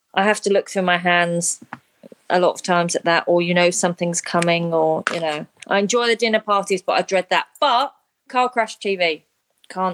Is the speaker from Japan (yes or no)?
no; London, United Kingdom; also born or lived in Sydney, Australia; now in Brisbane, Australia; I grew up in London, lived in Sydney, and now live in in Brisbane